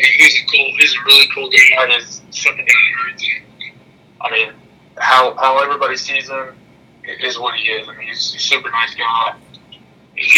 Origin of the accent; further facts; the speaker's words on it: Nashville, Tennessee, United States; I grew up in Nashville